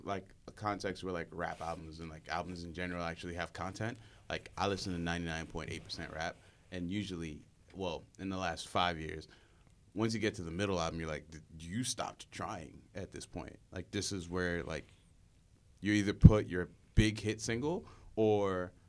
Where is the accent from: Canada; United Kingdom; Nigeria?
Nigeria; I'm Nigerian.